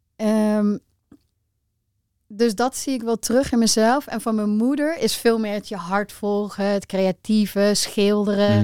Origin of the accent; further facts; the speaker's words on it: Rosmalen, North Brabant, Netherlands; also born or lived in 's-Hertogenbosch; ik ben geboren in Den Bosch. Eh, maar wij zijn best wel snel naar Rosmalen verhuisd. Is echt meer zo'n klein dorpje, soort van. En eh, ja, gewoon heel normaal opgegroeid